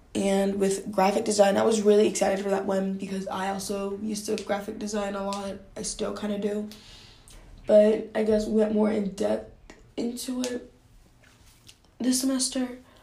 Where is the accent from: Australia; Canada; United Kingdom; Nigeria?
Nigeria; I grew up in Nigeria